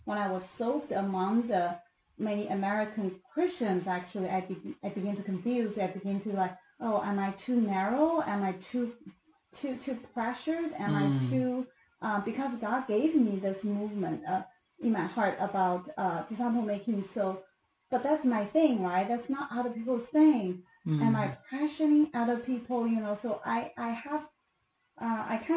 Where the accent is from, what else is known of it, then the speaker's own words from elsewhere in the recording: China; moved away as an adult; also born or lived in United States; I grew up in China and then I become a believer